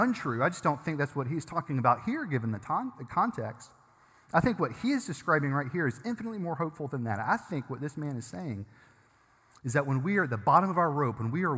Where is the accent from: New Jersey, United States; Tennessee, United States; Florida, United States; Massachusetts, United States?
Tennessee, United States; Germantown; I grew up in Germantown